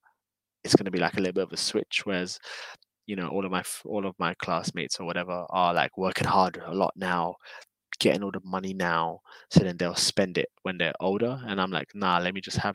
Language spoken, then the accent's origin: English; London, United Kingdom; moved away as an adult; now in Japan; I was born and raised in London